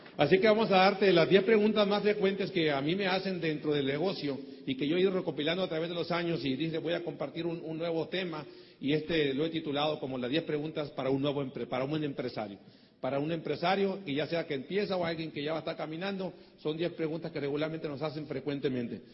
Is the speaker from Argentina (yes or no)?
no; Mexico; soy mexicano